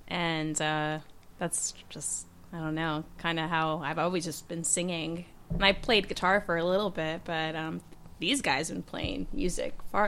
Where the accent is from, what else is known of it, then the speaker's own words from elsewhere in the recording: Oxnard, California, United States; I grew up in Oxnard, the Wainimi area.